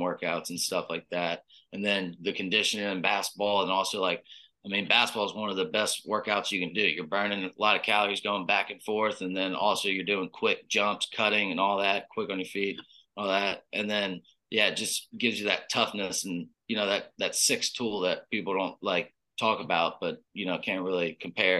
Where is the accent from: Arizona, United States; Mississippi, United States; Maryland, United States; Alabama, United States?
Mississippi, United States; Oxford; moved away as an adult; also born or lived in Lake Charles, Louisiana; now in Houston, United States; I've been there my whole life. So I'm from Oxford.